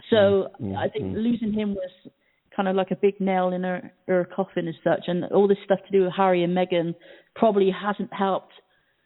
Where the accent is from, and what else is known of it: United Kingdom; born or raised there